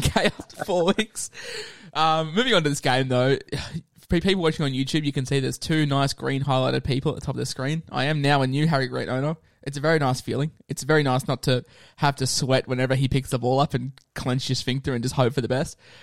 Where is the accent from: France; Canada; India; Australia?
Australia; Queensland; I'm a Queenslander